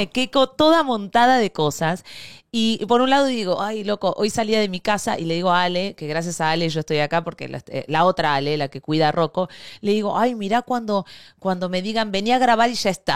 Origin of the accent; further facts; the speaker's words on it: Argentina; moved away as an adult; also born or lived in Spain; Yo me fui de Argentina